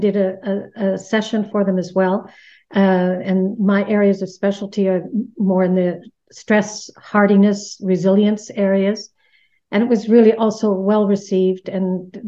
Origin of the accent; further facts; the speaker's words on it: Canada; moved away as an adult; now in Netherlands; I'm Canadian, living here in the Netherlands for 30 years now this year.